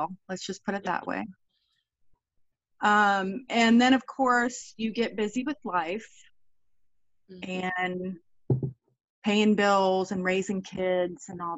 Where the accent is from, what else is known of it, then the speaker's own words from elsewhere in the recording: Brevard County, Florida, United States; I grew up in Brevard County, Florida.